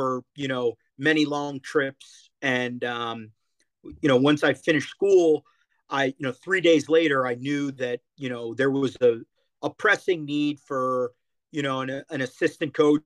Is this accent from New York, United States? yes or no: no; Toms River, New Jersey, United States; moved away; There's a park 5 blocks down from where I grew up in Toms River, New Jersey